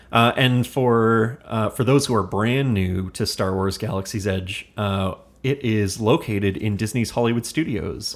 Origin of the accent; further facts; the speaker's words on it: Hamilton, Ontario, Canada; We are from Hamilton, Ontario